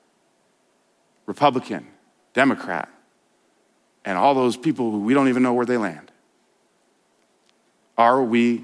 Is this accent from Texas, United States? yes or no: no; Denver, Colorado, United States; I grew up in Denver. Grew up a city boy